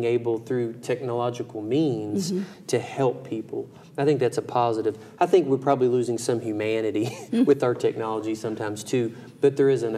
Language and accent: English; Brandenburg, Kentucky, United States; my hometown of Brandenburg, Kentucky